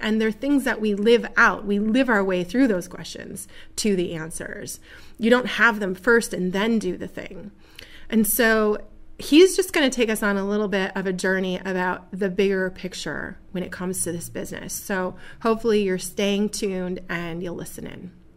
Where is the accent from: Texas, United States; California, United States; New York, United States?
New York, United States; Buffalo; now in Seneca Falls, United States; this beautiful little community here of Seneca Falls, which is not my original home. I was born in Buffalo